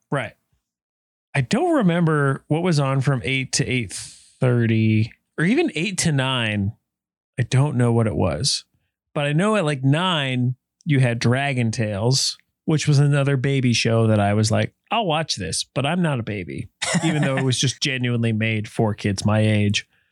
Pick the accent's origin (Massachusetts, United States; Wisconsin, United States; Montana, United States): Montana, United States; Helena; growing up in Helena, it was all Montana P B S